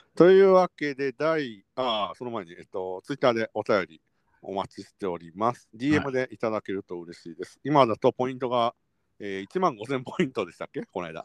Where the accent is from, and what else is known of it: Kyoto, Japan; born or raised there